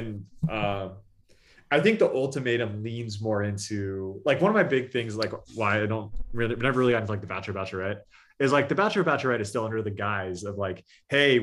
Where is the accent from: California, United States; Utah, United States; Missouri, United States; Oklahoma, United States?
California, United States; we're all from California